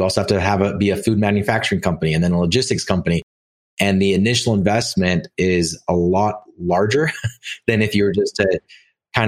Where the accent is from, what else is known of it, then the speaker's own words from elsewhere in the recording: Orem, Utah, United States; I grew up in Orem, Utah